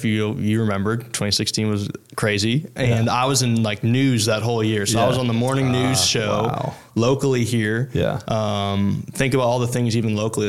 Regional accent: Chicago, Illinois, United States; moved away as an adult; also born or lived in Baton Rouge, Louisiana; now in Denham Springs, United States; born and raised in Chicago and really had no plans ever to leave. Like family's all there.

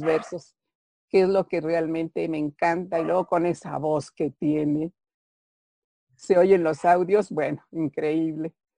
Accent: Pachuca, Hidalgo, Mexico; donde yo nací, Pachuca Hidalgo

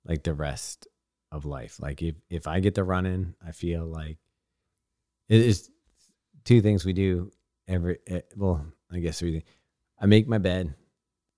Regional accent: California, United States; I grew up in California

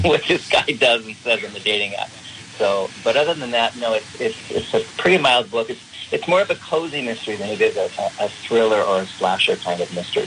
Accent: California, United States; moved away as an adult; also born or lived in Lubbock, Texas / Chicago, Illinois; now I'm back in my home state of California

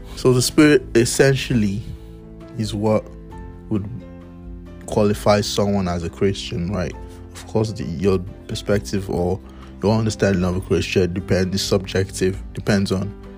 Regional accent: Nigeria; moved away; back in my home country, my blessed country, Nigeria

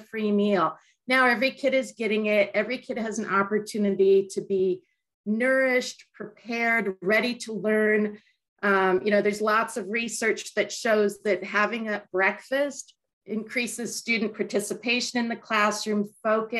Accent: California, United States; as a Californian

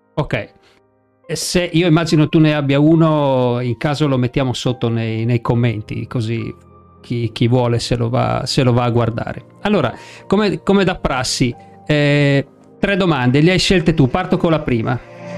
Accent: Friuli-Venezia Giulia, Italy; io sono friulano

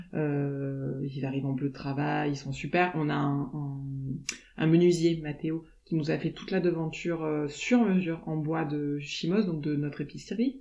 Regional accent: Aix-en-Provence, Provence-Alpes-Côte d'Azur, France; also born or lived in Lausanne; now in La Ciotat, France; on a grandi sur Aix

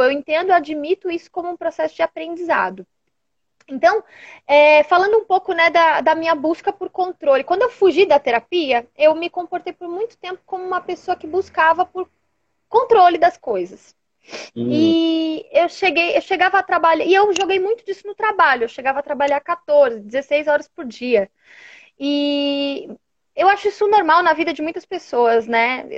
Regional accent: São Paulo, Brazil; sou aqui de São Paulo

